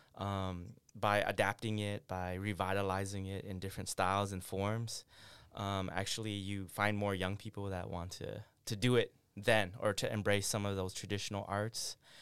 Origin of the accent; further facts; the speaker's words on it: Syracuse, New York, United States; also born or lived in Nong Khai refugee camp, Thailand; I grew up on the East Coast in Syracuse